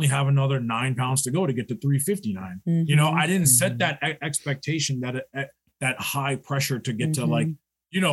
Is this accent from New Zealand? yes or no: no; New York, United States; We're from New York